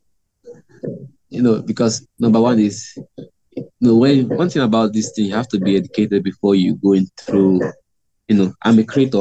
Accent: Imo, Nigeria; i'm from uh imo state nigeria

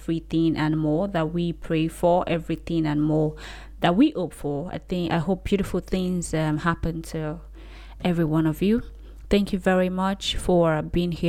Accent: Oyo, Nigeria; accent: Oyo; my Oyo accent

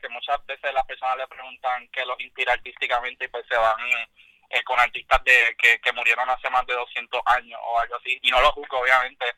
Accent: Yauco, Puerto Rico; soy de Yauco.

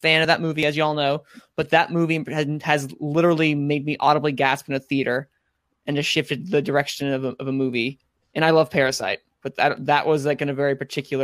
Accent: North Carolina, United States; accent: southern; We're like the least southern out of all the southern states, but we're still in the South

